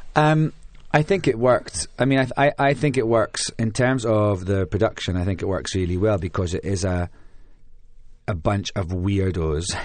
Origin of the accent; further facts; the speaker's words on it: Scotland, United Kingdom; moved away; also born or lived in London; being Scottish in London